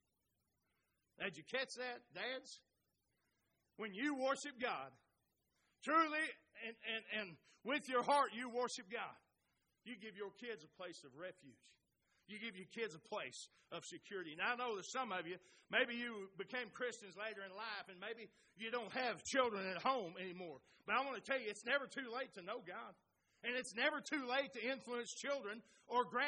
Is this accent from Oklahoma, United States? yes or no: yes; Oklahoma, United States; those of us from Oklahoma